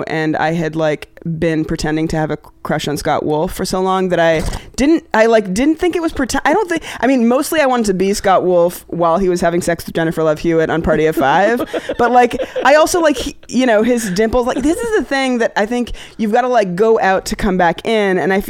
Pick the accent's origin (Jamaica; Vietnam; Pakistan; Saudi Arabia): Pakistan; I'm here, I'm this Pakistani person that could be a representative of, like, not a terrorist